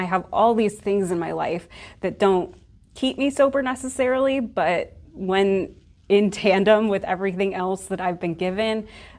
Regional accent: Omaha, Nebraska, United States; I am from Omaha, Nebraska, so I'm raised in the Midwest.

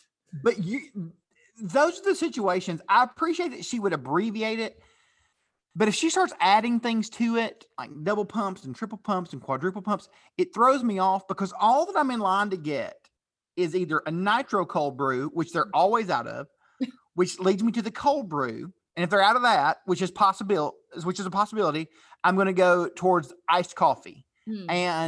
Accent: Chattanooga, Tennessee, United States; I grew up in Chattanooga, Tennessee, and it's a big deal.

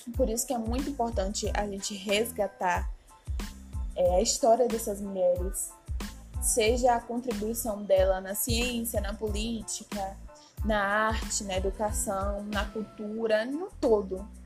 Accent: Feira de Santana, Bahia, Brazil; em sua cidade natal, Minha Terrinha, Feira de Santana

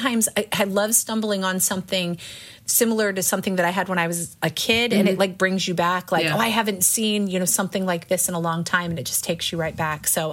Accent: Central Ohio, United States; now in Baltimore area, Maryland, United States; I grew up in Central Ohio

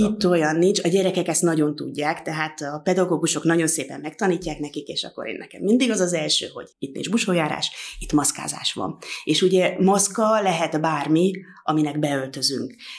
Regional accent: Tászár, Somogy, Hungary; egy nagyon hagyományos közösségből származom, hogy én a Somogy megyei táskáról jövök

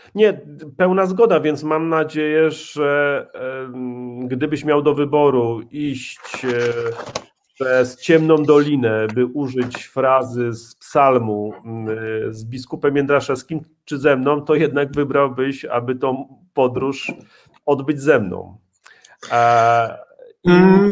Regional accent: Łódź Voivodeship, Poland; mój proboszcz w mojej rodzinnej wiosce, nieopodal Łowicza

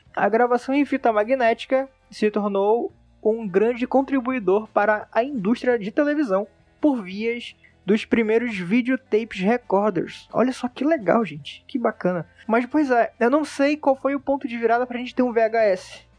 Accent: Manaus, Amazonas, Brazil; sou daqui de Manaus

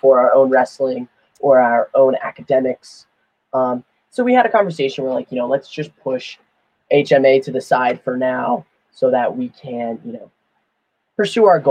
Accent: State College, Pennsylvania, United States; also born or lived in Chicago; I was born in Chicago, moved to Pennsylvania, you know, when I was a very young kid, and basically grew up in State College my entire life

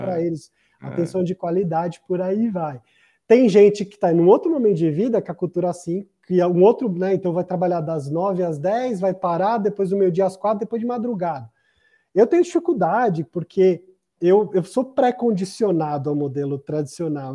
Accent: Brazil; Eu sou brasileiro.

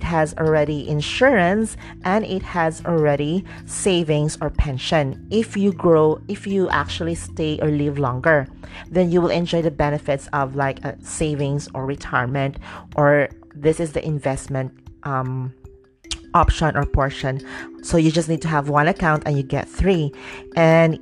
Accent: Dumaguete, Negros Oriental, Philippines; we have in Dumaguete, because I'm from Dumaguete, we have PHCI and DCCO

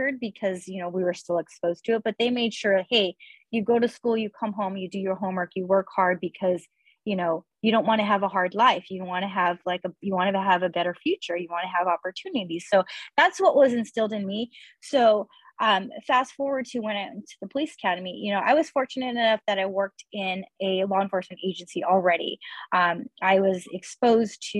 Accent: Earlimart, California, United States; also born or lived in Irvine, California; I grew up in Early Mart

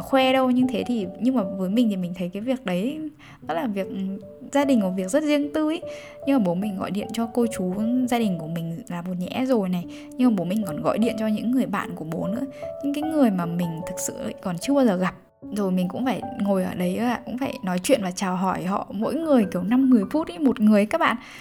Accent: Bac Ninh, Vietnam; moved away; quê bắc ninh

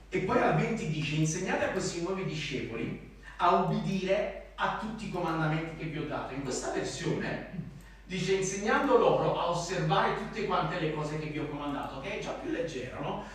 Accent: Naples, Campania, Italy; accent: Neapolitan; ho l'accento napoletano

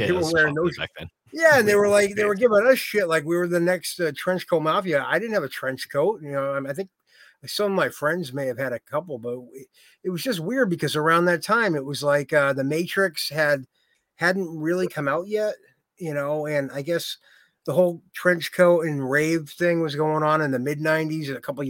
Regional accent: Wrentham, Massachusetts, United States; King Philip and Rentham, Massachusetts.

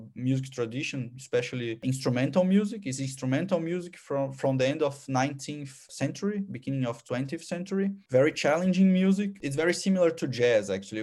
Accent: São Paulo, Brazil; English is a second language; moved away as an adult; now in Austria; I was born in Sao Paulo, so in a huge metropole in South America

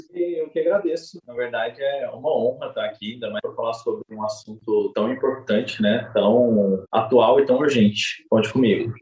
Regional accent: Goiânia, Goiás, Brazil; tenho 31 anos, sou nascido e criado em Goiânia

